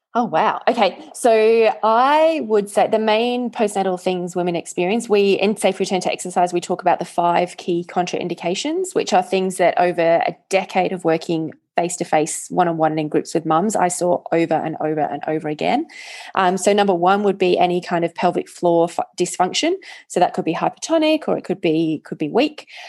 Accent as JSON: {"language": "English", "region": "England", "country": "United Kingdom", "tie": "born or raised there", "moved": "yes", "said": "I grew up in England"}